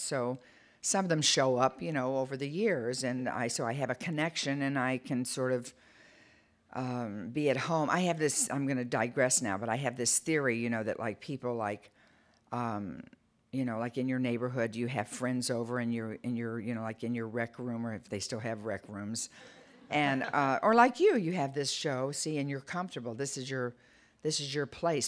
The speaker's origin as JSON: {"language": "English", "town": "Detroit", "region": "Michigan", "country": "United States", "tie": "born or raised there", "said": "I was a blue collar kid. I'm from Detroit"}